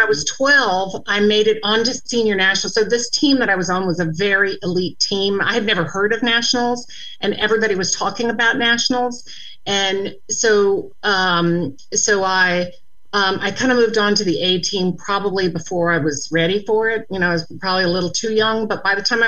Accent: Gainesville, Florida, United States; also born or lived in Jacksonville, Florida; When I was 11, we moved from Gainesville, Florida, to Jacksonville, Florida, where it's just where I'm calling from right now.

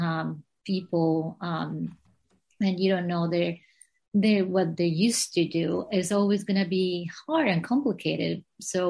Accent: Colombia; English is a second language; moved away as an adult; now in California, United States; I was born and raised in Colombia

